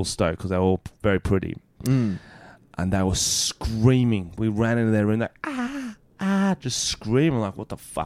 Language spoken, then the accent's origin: English; Australia; I'm fucking Australian